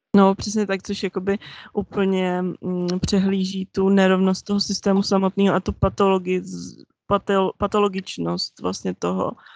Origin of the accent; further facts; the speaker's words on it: Czechia; já jsem vyrostla v Česku